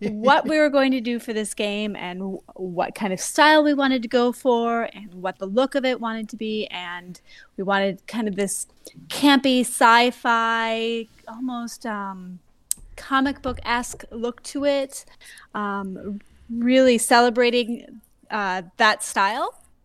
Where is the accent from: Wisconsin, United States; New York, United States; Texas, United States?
Wisconsin, United States; Madison; moved away as an adult; now in Providence, United States; I am from Madison, Wisconsin, bought a recent transplant from twenty fifteen to the Providence, Rhode Island area